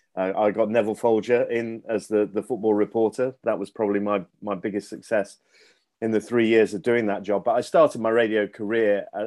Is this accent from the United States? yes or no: no; Leicester, East Midlands, United Kingdom; I'm from Knighton. Actually... lived round the corner from Gary Lineker when he made his debut.